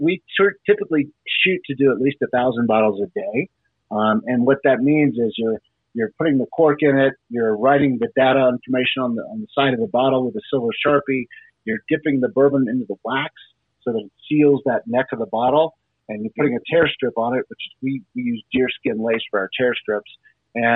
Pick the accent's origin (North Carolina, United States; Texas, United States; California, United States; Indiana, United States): Texas, United States; Houston; also born or lived in Bremerton, Washington / Boston, Massachusetts / Dallas, Texas; So I grew up in Houston. I was in Houston from basically the second grade all the way up until high school, and then went to high school in Dallas